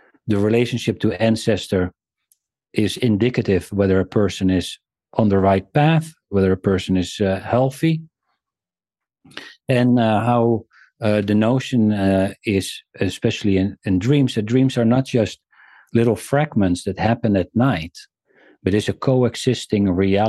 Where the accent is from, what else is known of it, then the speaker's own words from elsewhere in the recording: South Africa; born there; Well, I was born in South Africa.